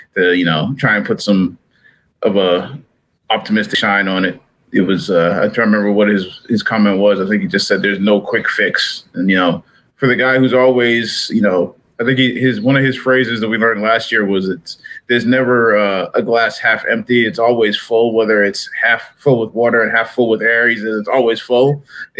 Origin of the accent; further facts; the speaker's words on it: New England, United States; now in Kansas City, United States; I grew up in New England